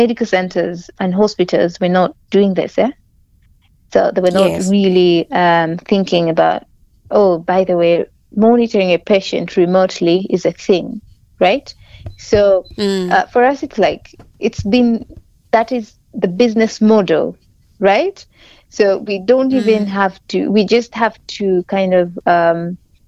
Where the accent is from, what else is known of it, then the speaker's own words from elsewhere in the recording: Karamoja, Northern Region, Uganda; being hailing from Karamoja, I grew up seeing my mom kind of struggling to treat us at home.